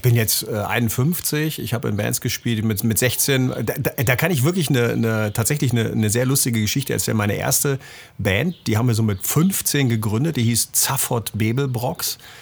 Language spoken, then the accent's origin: German; Bremen, Germany; moved away; also born or lived in Central Germany; Budenbremer, wie man das nennt. Das heißt, ich bin gebürtiger